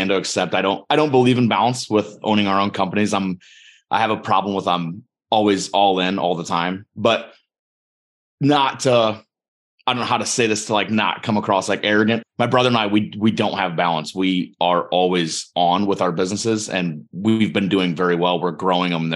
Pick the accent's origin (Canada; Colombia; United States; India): United States; Northwest Ohio; from Northwest Ohio